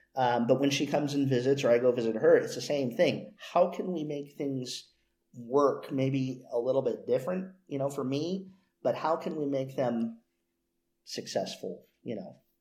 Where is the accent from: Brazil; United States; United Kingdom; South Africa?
United States; moved from L.A. around age six, California; also born or lived in Los Angeles, California; when I moved to my my current town, my hometown uh, from L.A.